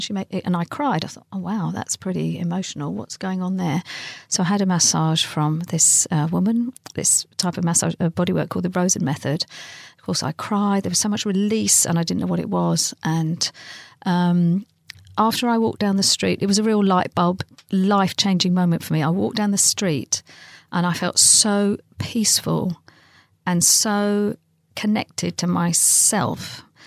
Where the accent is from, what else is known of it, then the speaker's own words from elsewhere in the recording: London, United Kingdom; my next door neighbour growing up in London